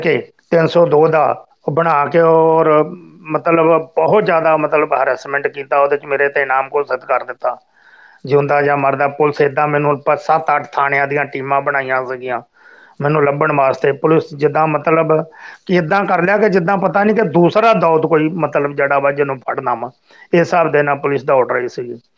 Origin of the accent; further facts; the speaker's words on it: Pilibhit, Uttar Pradesh, India; ਅਸੀਂ ਲੋਕ ਪਿਲੀਪੀਤ ਦੇ ਵਸਨੀਕ ਆ